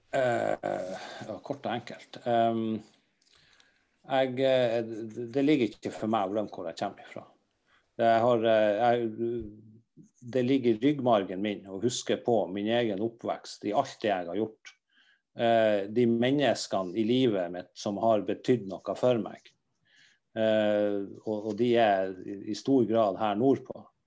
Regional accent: Northern Norway, Norway; vi er ifra der vi er ifra

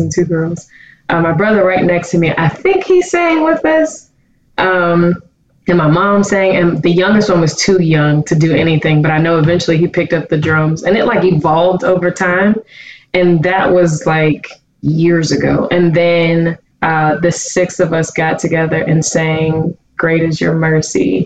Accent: Pittsburgh, Pennsylvania, United States; I am originally from Pittsburgh, Pennsylvania

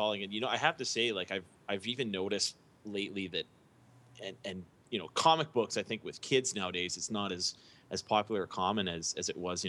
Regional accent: Canada; As a Canadian, you know, one thing that you keep hearing up here

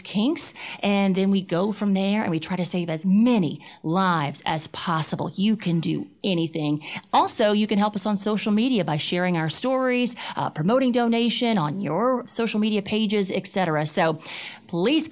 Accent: Cajun country, Louisiana, United States; I'm from Cajun country

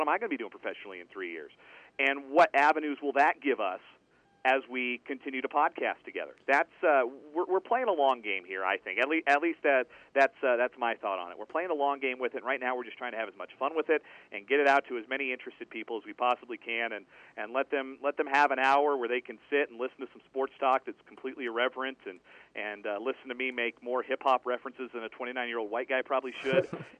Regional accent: Aurora, Colorado, United States; moved away as an adult; also born or lived in Greencastle, Indiana / North Platte, Nebraska; I grew up in the Denver area, so the Rockies were kind of my first love. You know, I was 6 years old when they started playing games

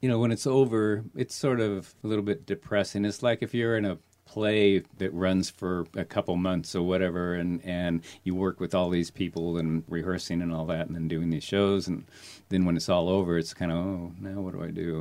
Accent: Seattle, Washington, United States; also born or lived in Glendale, California; I grew up in Seattle.

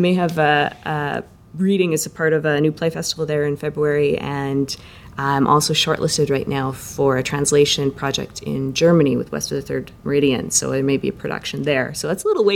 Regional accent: Saskatchewan, Canada; moved away; I was born in Saskatchewan, so I've got relatives there

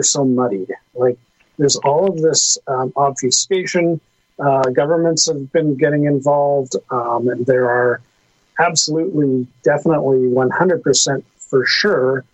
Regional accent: Canada; as a Canadian

